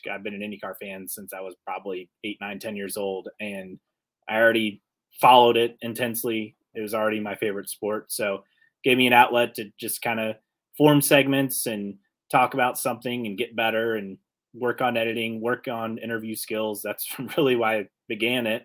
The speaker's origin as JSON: {"language": "English", "town": "Westfield", "region": "Indiana", "country": "United States", "tie": "born or raised there", "moved": "yes", "lives_now": "Northeast Indiana, United States", "said": "I'm originally from the Indy area, grew up in Westfield"}